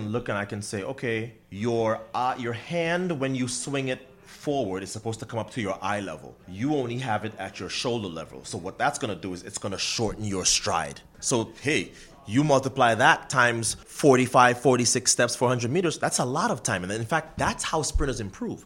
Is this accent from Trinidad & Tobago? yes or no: yes; Trinidad & Tobago; moved away; we both have Trinidadian parents, and I'm born and raised in Trinidad